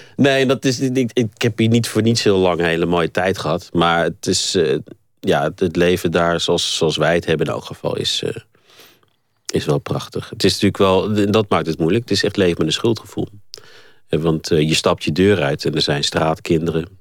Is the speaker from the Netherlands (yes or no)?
yes; Netherlands; moved away as an adult; now in South Africa; ik heb toch het meeste van mijn eh, leven tot nu toe nog in Nederland doorgebracht. En ik ben gewoon Nederlander.